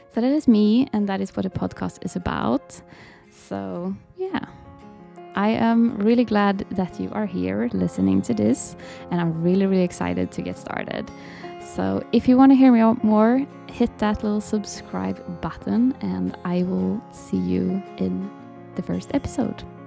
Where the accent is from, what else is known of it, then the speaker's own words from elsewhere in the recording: Sweden; I am from Sweden, so I live in Sweden